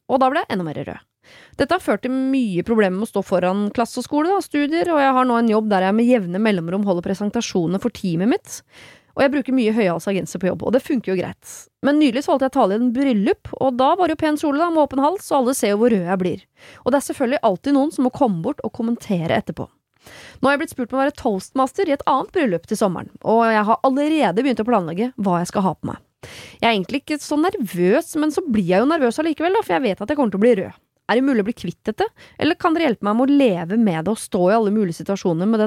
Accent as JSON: {"language": "Norwegian", "country": "Sri Lanka", "said": "Ja, mitt hjemland."}